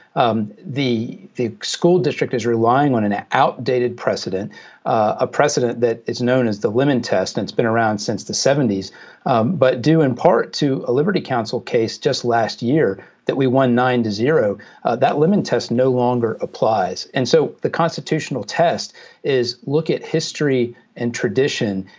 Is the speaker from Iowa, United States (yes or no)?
no; Jacksonville, Florida, United States; in Jacksonville, which is Jacksonville, Florida, which is my hometown